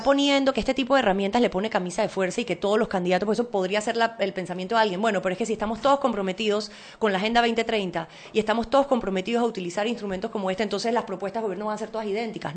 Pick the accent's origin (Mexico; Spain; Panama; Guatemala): Panama; como panameña